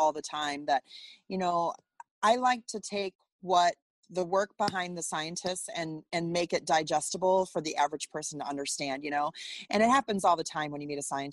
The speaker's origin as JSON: {"language": "English", "region": "Wisconsin", "country": "United States", "tie": "born or raised there", "also_born_or_lived": "Los Angeles / Chicago", "moved": "as an adult", "lives_now": "Iowa, United States", "said": "I grew up in Wisconsin"}